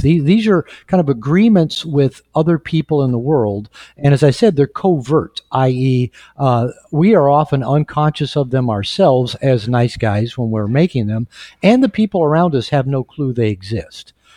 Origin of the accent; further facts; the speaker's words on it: United States; now in Mexico; I'm, I'm from the United States. We live in Mexico